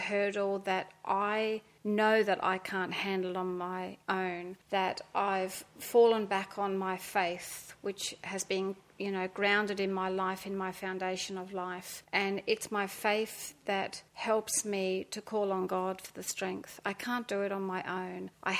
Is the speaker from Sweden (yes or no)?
no; Australia; also born or lived in England; I was born in England in a small seaside town. And when I was 7 years old, we immigrated to Australia by ship. It took us 5 weeks. When we came to Sydney, we landed in Sydney.